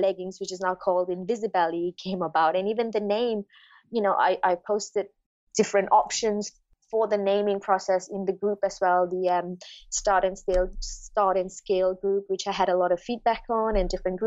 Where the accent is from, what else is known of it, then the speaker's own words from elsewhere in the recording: Malaysia; moved away; I'm originally from Malaysia